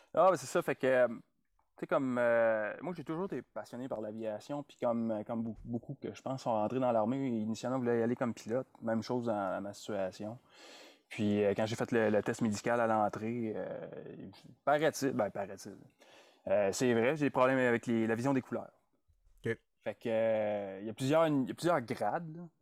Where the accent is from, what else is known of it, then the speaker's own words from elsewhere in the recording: Sherbrooke, Quebec, Canada; moved away as an adult; also born or lived in Montreal / Nunavut / Ontario / Kingston; now in Edmonton, Canada; J'ai grandi dans la région des Cantons de l'Est